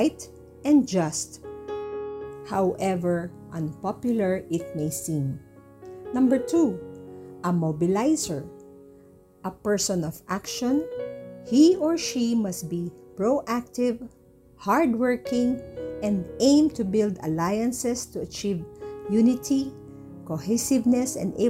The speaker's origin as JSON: {"language": "English", "country": "Philippines", "said": "I am a Filipino citizen"}